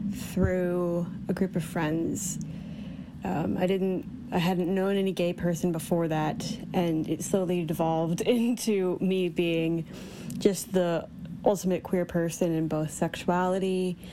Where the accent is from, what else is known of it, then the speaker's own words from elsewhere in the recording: Ohio, United States; it all started in my hometown in Ohio